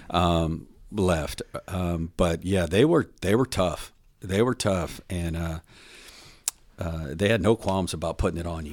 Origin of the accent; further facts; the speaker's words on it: Houston, Texas, United States; now in Dallas, United States; I grew up in Houston.